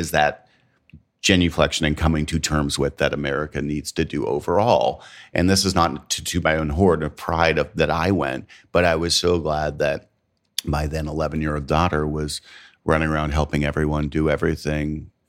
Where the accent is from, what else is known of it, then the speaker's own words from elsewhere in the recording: Canada; now in United States; I'm Canadian and I live in the South. Mm-hmm. I am not from the South. I was not born here. I do not claim this food as my own.